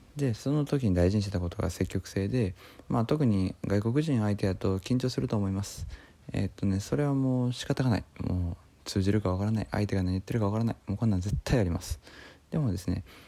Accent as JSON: {"language": "Japanese", "region": "Osaka", "country": "Japan", "tie": "born or raised there", "said": "大阪地元"}